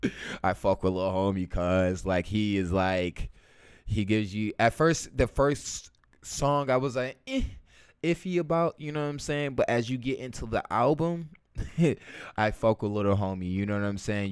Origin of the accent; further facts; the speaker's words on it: Chicago, Illinois, United States; I'm from Chicago